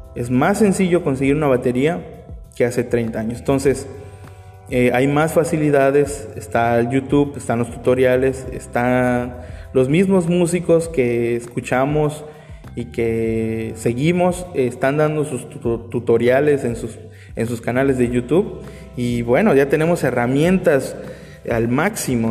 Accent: Mexico; somos mexicanos

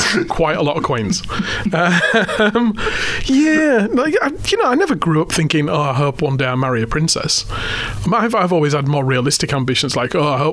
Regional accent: England, United Kingdom; accent: English; moved away as an adult; now in Australia; as a kid growing up in England

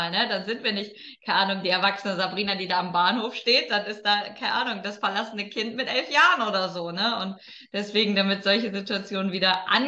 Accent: Lower Saxony, Germany; Also ich habe eine Zeit lang äh, in Köln gewohnt und meine Heimat ist das Emsland, also das ist ja jetzt nicht nebenan.

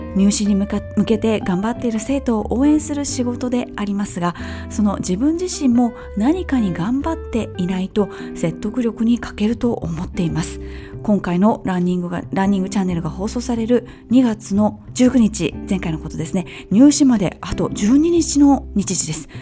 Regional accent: Japan; 我々日本人

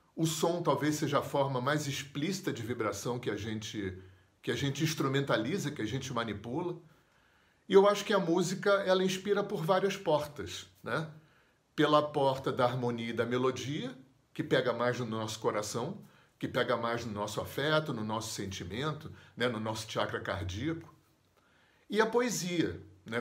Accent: Rio de Janeiro, Brazil; moved away as an adult; also born or lived in Visconde de Mauá; eu sou do Rio de Janeiro

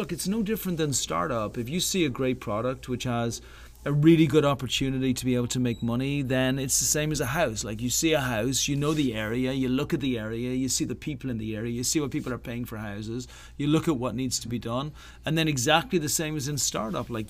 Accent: Ireland; moved away as an adult; also born or lived in Boston / Chicago / New York / San Diego; now in Santa Monica, United States; I'm Irish. Irish. I'm Irish. Yeah. Uh, I left Ireland 20 odd years ago, and I have been traveling ever since.

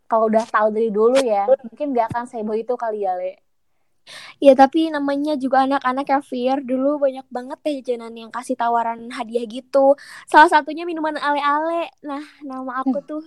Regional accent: West Java, Indonesia; Setuju ya, sebagai orang Sunda ya … tuh termasuk orang yang sering banget konsumsi singkong.

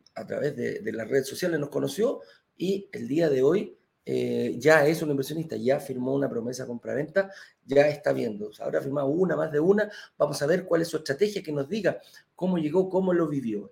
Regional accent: Valparaíso, Chile; yo también de la quinta región

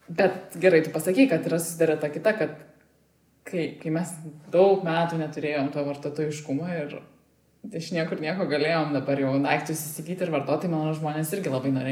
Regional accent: Lithuania

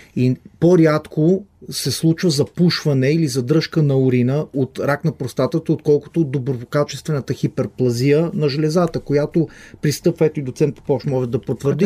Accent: Israel; moved away as an adult; now in Bulgaria; Израснал съм в Израел

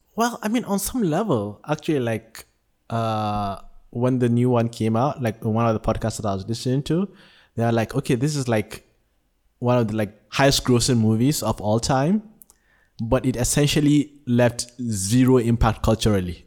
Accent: Nigeria; now in Malaysia; I was born in Nigeria, but have been living in Malaysia for the past sixteen years.

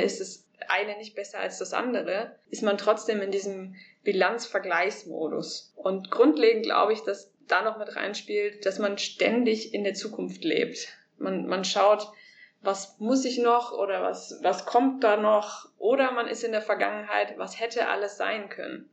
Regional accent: Germany; moved away as an adult; verlasse Deutschland, meine Heimat, das, was ich kenne

